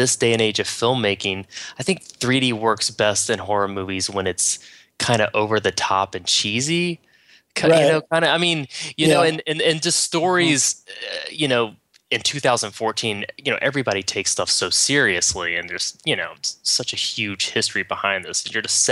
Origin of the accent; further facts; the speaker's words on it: West Virginia, United States; moved away; I'm originally from West Virginia